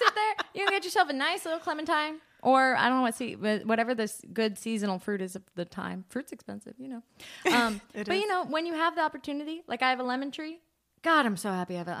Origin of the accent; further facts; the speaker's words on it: United States; we are American